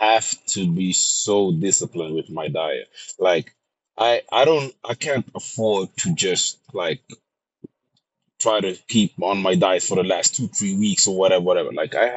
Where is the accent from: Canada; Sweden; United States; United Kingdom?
Sweden; I'm born and raised in Sweden